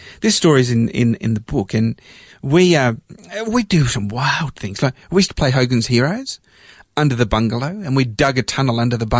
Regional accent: Melbourne, Victoria, Australia; also born or lived in London / Cyprus (parents); in 1967, I was 7 years old, and our family immigrated to Australia, and we landed in Melbourne, and I grew up in Australia

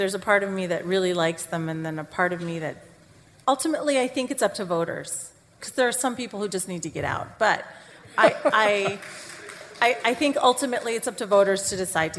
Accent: Canada; now in United States; because I grew up in Canada

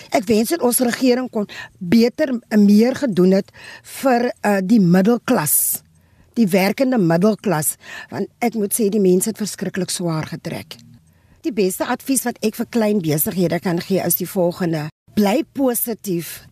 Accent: Western Cape, South Africa; also born or lived in Bellville South; Ek is 'n eh, inwoner van die Wes-Kaap

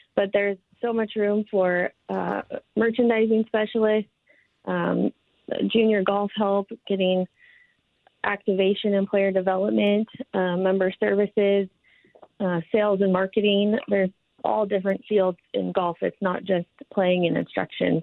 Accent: Minnesota, United States; also born or lived in Nevada / Portland; now in Oregon, United States; I grew up in Minnesota playing high school golf

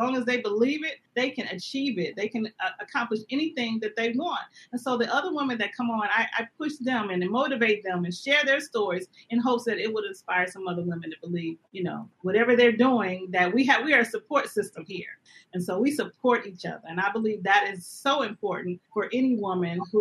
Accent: Flint, Michigan, United States; now in Los Angeles, United States; I am originally from Flint, Michigan

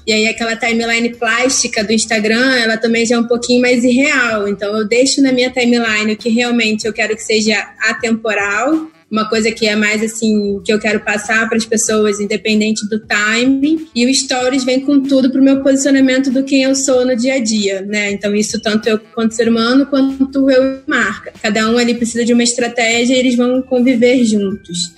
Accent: Brazil; a gente é brasileiro

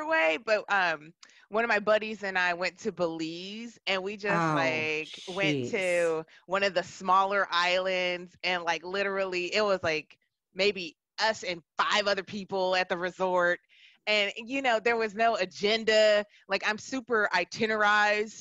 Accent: Milwaukee, Wisconsin, United States; also born or lived in New York; now in Seattle, United States; growing up in Milwaukee, Wisconsin in the 80s

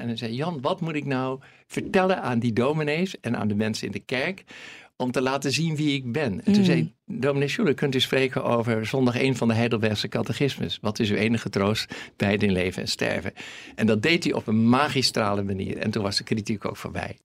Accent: Netherlands; accent: Hollands; mijn Hollandse accent

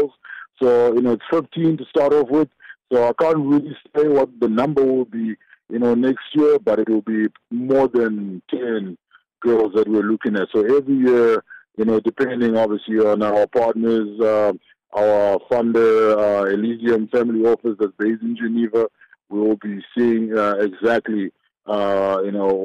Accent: Zimbabwe; now in South Africa; I was born in Zimbabwe, and I came across the border, you know, into South Africa

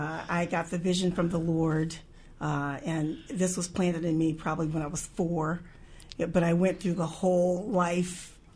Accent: Wisconsin, United States; also born or lived in California / Illinois / Texas / Montana; But I'm like, I was born in California, raised in Wisconsin, lived a couple years in between Illinois, Texas, Montana, a year or two there, mostly Wisconsin and Missouri, finished out college

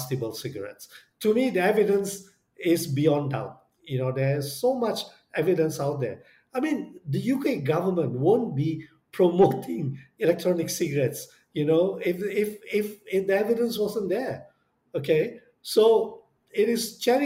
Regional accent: Indonesia; I come from Indonesia

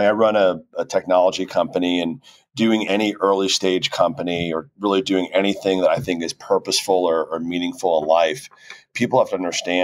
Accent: Miami Beach, Florida, United States; moved away as an adult; now in Overland Park, United States; We love Overland Park. We've been here now 16 years, but it is the complete antithesis of my hometown, which is South Beach.

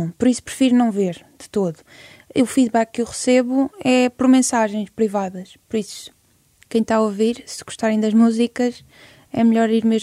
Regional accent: Madeira, Portugal; Lisboa e eu sou da Madeira, o pessoal vai gozar

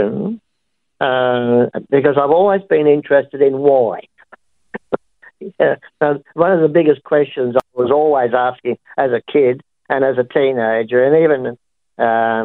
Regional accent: Sydney, New South Wales, Australia; born or raised there; also born or lived in Gaythorne, Brisbane, Queensland

